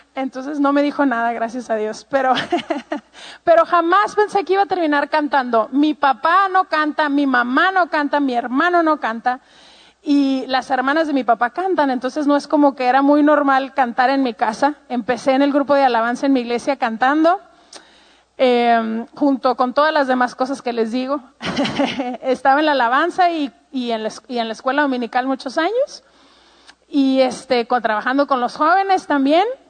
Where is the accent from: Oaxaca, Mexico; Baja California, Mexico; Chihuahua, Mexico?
Chihuahua, Mexico; Ciudad Juárez; Yo pues soy mexicana, em, tengo treinta y tantos años y eh, crecí toda mi vida en la frontera con Estados Unidos en un lugar que se llama Juárez, Chihuahua